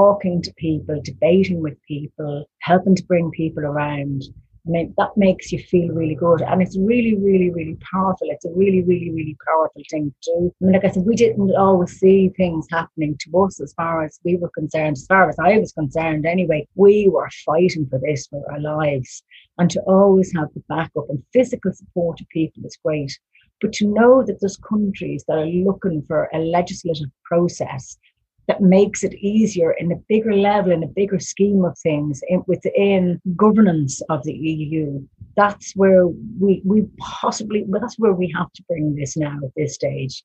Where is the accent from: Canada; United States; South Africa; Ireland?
Ireland; as an Irish woman